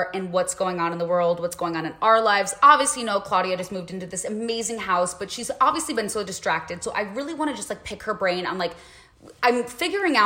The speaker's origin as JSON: {"language": "English", "town": "Chicago", "region": "Illinois", "country": "United States", "moved": "as an adult", "said": "we both are from Chicago"}